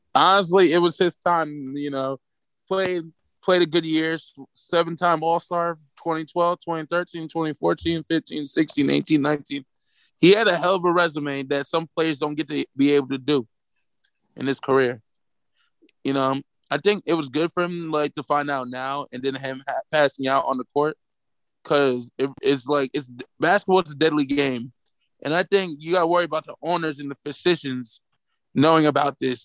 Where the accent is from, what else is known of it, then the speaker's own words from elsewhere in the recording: Camden, New Jersey, United States; I'm from Camden